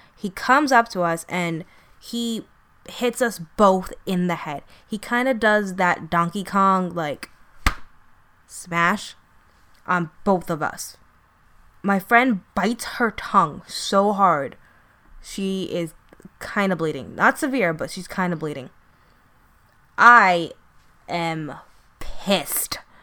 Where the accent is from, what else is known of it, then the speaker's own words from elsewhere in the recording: New York City, New York, United States; I'm from Brooklyn